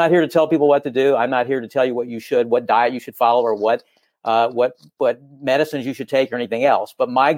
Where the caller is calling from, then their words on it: Los Angeles, California, United States; I am calling from the city of Los Angeles, Los Angeles, California.